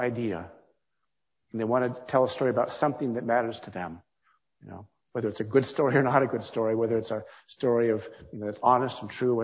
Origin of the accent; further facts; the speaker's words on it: California, United States; moved away; also born or lived in Pittsburgh / Washington, D.C.; In my school in California, the school had a practice of bringing authors in when I was 10 years old and 11 years old and 12 years old